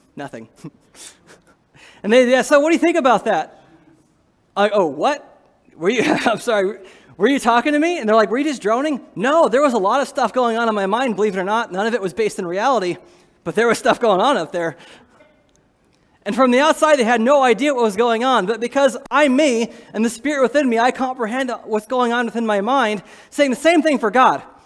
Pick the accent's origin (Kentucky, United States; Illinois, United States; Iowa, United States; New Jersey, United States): Iowa, United States; I'm from Iowa